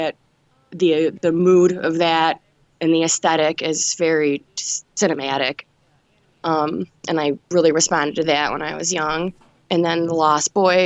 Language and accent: English; Detroit, Michigan, United States; I was born in Detroit, and I'm still here. I'm in a suburb right now, but yeah, I've been here my whole life